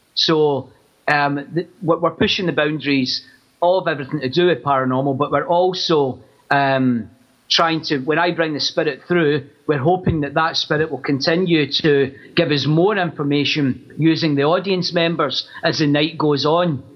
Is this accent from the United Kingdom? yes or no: yes; Glasgow, Scotland, United Kingdom; I grew up in Glasgow